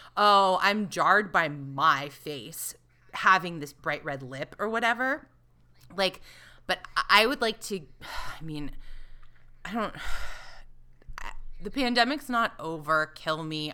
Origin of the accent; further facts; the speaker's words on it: the South, United States; I grew up in the South